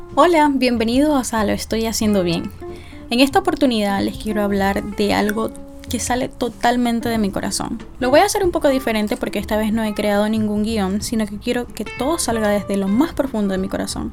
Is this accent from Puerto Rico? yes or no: no; Venezuela; now in Pennsylvania, United States; mi país? ¿Qué sucede en Venezuela?